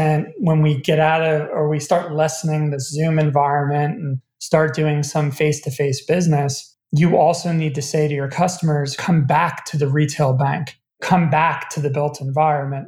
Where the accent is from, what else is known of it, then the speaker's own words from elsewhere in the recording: United States; as an American